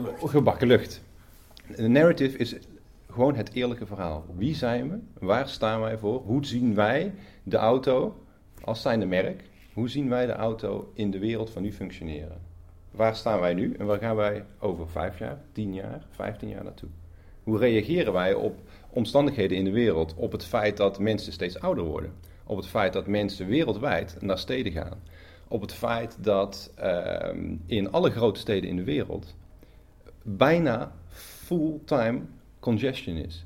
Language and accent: Dutch; Netherlands; opnieuw als Nederlander